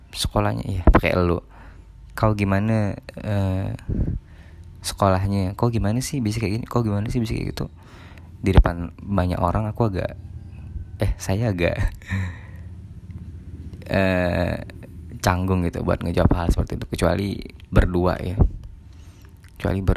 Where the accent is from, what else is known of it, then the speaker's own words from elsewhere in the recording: Ketapang, West Kalimantan, Indonesia; first language Malay; Indonesian is a second language; saya dari Ketapang Kalimantan Barat saya biasa berbahasa Melayu cuman ya sedang belajar juga berbahasa Indonesia yang baik